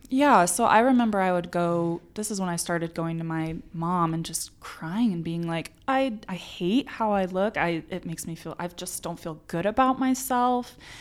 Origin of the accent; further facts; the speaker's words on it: Arizona, United States; moved away as an adult; now in Utah, United States; was born and raised in Arizona.